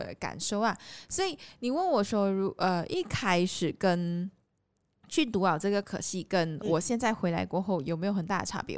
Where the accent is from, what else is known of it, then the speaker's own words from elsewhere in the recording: Malaysia; moved away as an adult; also born or lived in Taiwan; 我就还是待在我的还是家乡回来嘛